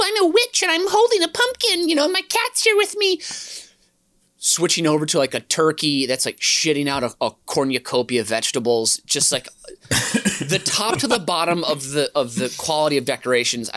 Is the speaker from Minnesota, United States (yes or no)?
yes; St. Paul, Minnesota, United States; my first block growing up on Fairmount Avenue in St. Paul, Minnesota